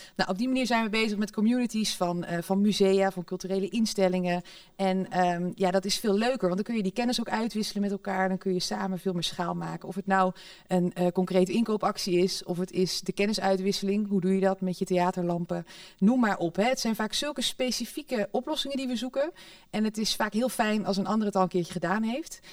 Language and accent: Dutch; Netherlands; we zijn zo nuchter als Hollanders